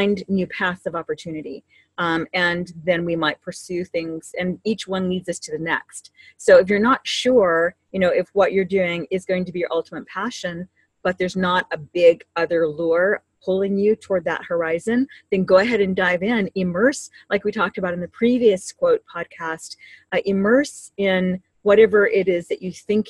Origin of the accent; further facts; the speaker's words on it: Hawaii, United States; when I was growing up in Hawaii